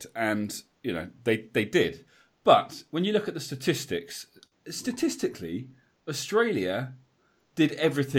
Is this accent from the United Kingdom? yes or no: yes; England, United Kingdom; As an Englishman